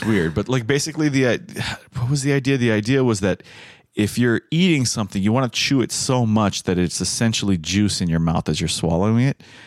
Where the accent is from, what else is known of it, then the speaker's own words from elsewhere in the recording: United States; as an American